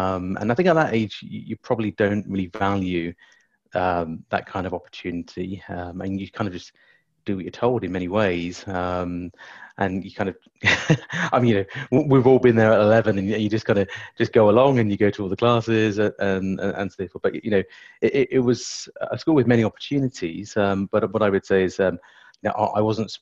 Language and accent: English; Ilford, London, United Kingdom; also born or lived in Tottenham, London; I was born in Tottenham, North London, and grew up in Ilford in Essex